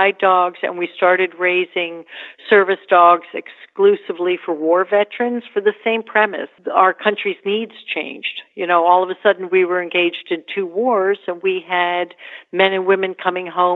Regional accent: New York, United States; I live in New York. I'm a New Yorker.

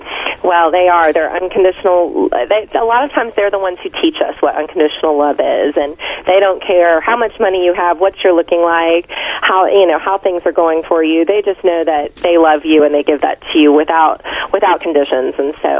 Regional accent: Florida, United States; now in Atlanta, United States; I grew up in Florida, so I know all about hurricanes.

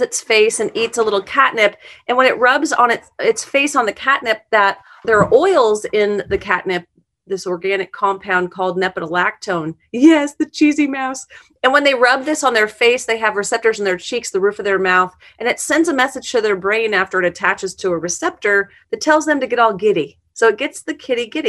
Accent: a farm outside of Omaha, Nebraska, United States; also born or lived in Sterling, Illinois; now in Kansas City, United States; A little farm outside of Nebraska, outside of Omaha. So I grew up

